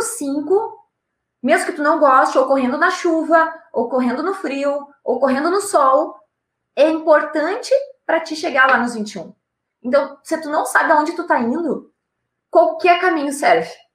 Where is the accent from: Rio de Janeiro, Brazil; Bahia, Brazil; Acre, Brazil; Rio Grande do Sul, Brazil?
Rio Grande do Sul, Brazil; eu sou do Rio Grande do Sul, aqui nós temos Gramado na nossa serra